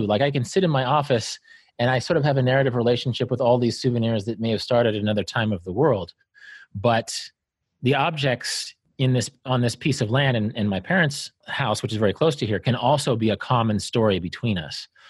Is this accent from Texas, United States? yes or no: no; Kansas, United States; I grew up in Kansas, didn't see the ocean until I was fifteen